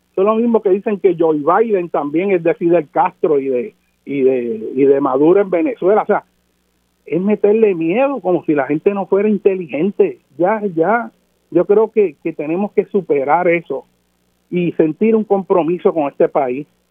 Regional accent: Puerto Rico; Nosotros somos ciudadanos de los Estados Unidos de América, pero nuestra nación, nuestra cultura, es Puerto Rico

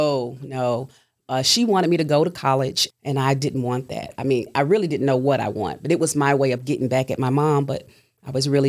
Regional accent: Chattanooga, Tennessee, United States; Grew up here all my life.

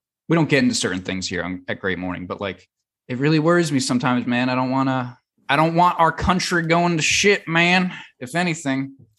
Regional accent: United States; we're from the New York and New Jersey area.

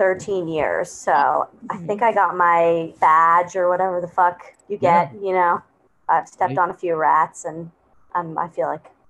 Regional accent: Vancouver, British Columbia, Canada; now in Brooklyn, United States; I'm Canadian. I'm from Vancouver originally.

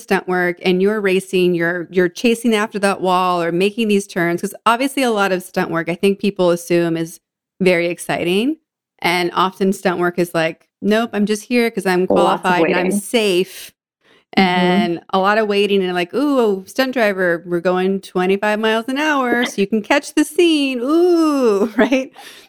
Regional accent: Northeast, United States; also born or lived in Germany; I'm from the Northeast.

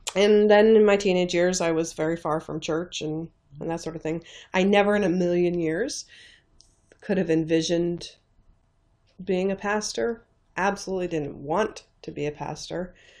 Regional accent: northeast corner of New York State, United States; moved away; I grew up in the northeast corner of New York State in a very, very small town on the Canadian and Vermont borders

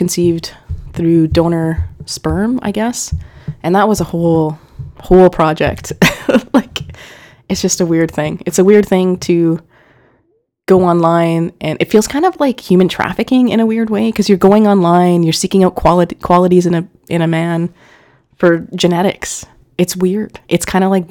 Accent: Winnipeg, Manitoba, Canada; we're from Winnipeg

